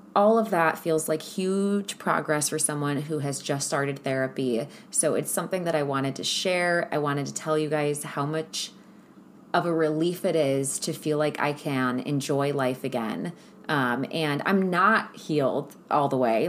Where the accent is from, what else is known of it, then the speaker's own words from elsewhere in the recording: Ohio, United States; moved away; also born or lived in California; I'm from Ohio where it snows all of the time.